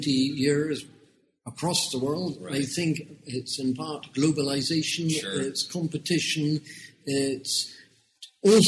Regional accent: United Kingdom; moved away as an adult; now in Hong Kong; you can tell from my accent that although I've been in Hong Kong for 30 years, I'm actually born in the United Kingdom.

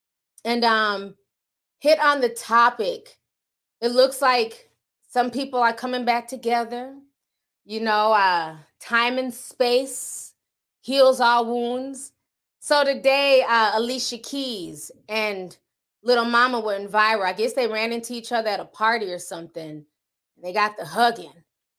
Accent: New York, United States; I'm from New York. I ain't from Texas. Don't tell me what to do. They're shouting out my city.

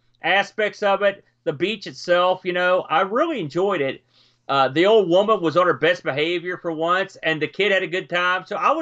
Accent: New Jersey, United States; I'm from the Jersey Shore

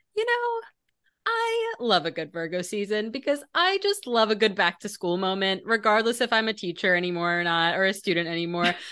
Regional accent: Maryland, United States; I grew up in Maryland

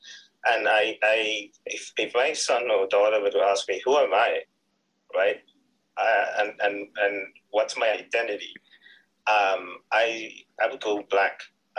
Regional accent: Sri Lanka; moved away as an adult; now in Philadelphia, United States; I'm from Sri Lanka, my wife's from India

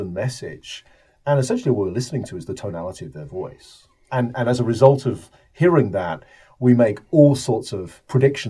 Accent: United Kingdom; I am from the United Kingdom, as you can probably guess from my accent

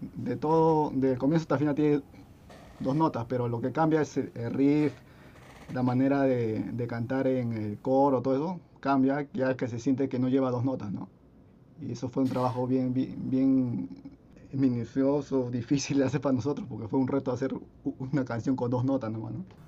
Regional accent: Lurín, Lima, Peru; somos de Lima, pero somos del sur de Lima, ¿no? Estamos más alejados de la misma capital, ¿no? Somos de, de Lurín

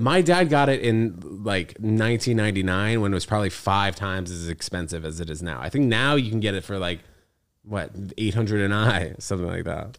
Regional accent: New York City, New York, United States; also born or lived in New Brunswick, New Jersey / Connecticut; growing up in New York City

